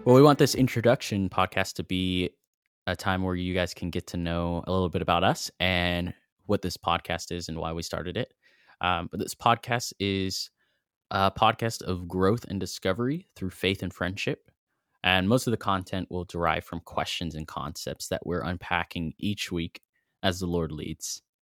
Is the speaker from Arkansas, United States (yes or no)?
yes; Fayetteville, Arkansas, United States; now in Knoxville, United States; I grew up in Fayetteville, Arkansas